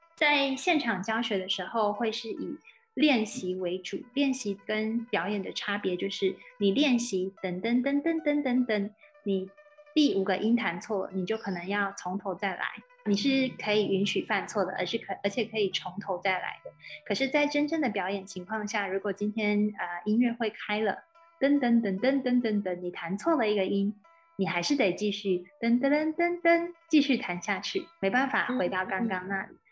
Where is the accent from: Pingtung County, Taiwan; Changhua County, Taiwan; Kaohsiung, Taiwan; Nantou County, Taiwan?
Nantou County, Taiwan; Sun Moon Lake; moved away as an adult; also born or lived in Shanghai, China; 我的老家日月潭这边